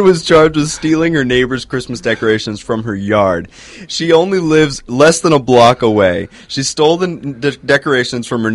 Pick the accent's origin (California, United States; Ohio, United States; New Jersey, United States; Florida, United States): Florida, United States; Boca Raton; my hometown. I'm from the Boca Del Rey area. Boca Raton